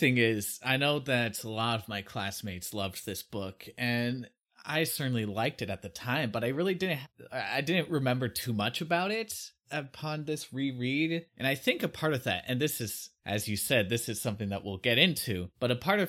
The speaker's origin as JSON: {"language": "English", "town": "San Luis Obispo", "region": "California", "country": "United States", "tie": "born or raised there", "said": "I grew up in San Luis Obispo, which is just a sleepy suburb town where this kind of thing doesn't happen there."}